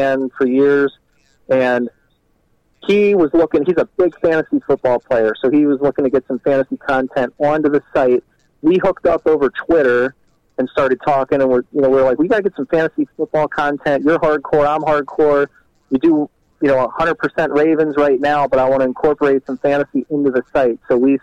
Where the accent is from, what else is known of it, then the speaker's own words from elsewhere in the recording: Baltimore, Maryland, United States; moved away as an adult; now in Wisconsin, United States; I grew up in Baltimore